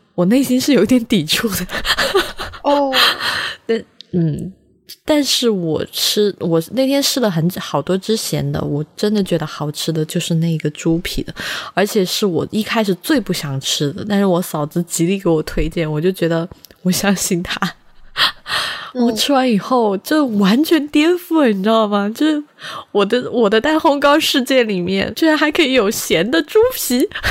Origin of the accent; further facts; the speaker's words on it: Sichuan, China; now in Beijing, China; 我自己在四川长大